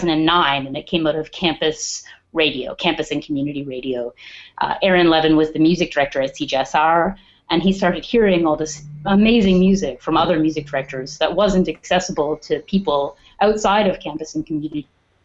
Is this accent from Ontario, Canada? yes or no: yes; Perth, Ontario, Canada; also born or lived in Edmonton; Perth, Ontario.